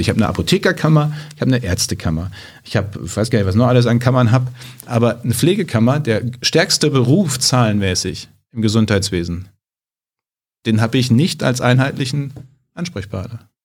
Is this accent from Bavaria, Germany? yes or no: no; Münsterland, North Rhine-Westphalia, Germany; Ich komme ja aus dem Münsterland